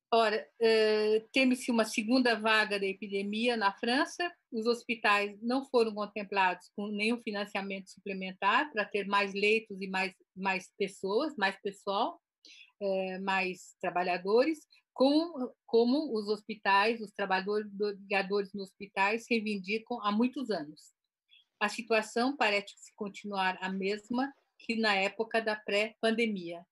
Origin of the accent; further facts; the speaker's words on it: Brazil; also born or lived in Japan; nós que somos brasileiros, eu me considero brasileira, embora tenha nascido no Japão e tenha ido para o Brasil já com quase seis anos